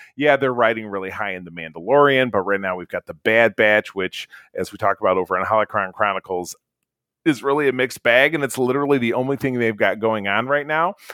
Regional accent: Grosse Pointe, Michigan, United States; my hometown of Grosse Pointe, Michigan

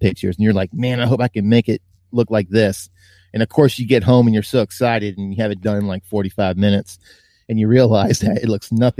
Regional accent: Virginia, United States; as a kid growing up in Virginia

